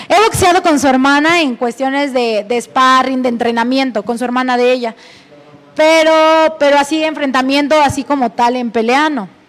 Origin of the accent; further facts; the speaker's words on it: Mexico; soy la primer mexicana en tener este título